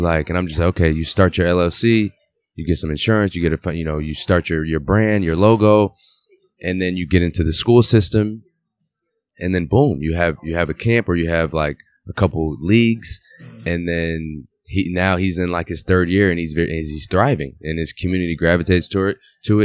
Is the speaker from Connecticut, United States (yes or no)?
yes; Waterbury, Connecticut, United States; moved away as an adult; also born or lived in Europe / Italy / France; I'm from Waterbury. I'm from the same place where you're at. Like, I grew up in the same gym where you're playing at the same age